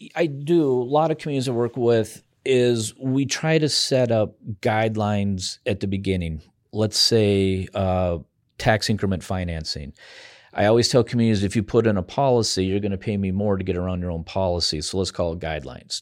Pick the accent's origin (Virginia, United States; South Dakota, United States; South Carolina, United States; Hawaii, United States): South Dakota, United States; Spearfish; also born or lived in Bozeman, Montana; now in Pierre, United States; my hometown of Spearfish, Lee Deadwood, in that area